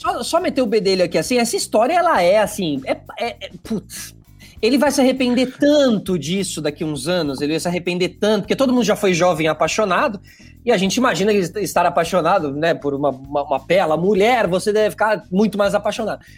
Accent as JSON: {"language": "Portuguese", "country": "Brazil", "said": "nós somos competitivos na ginástica"}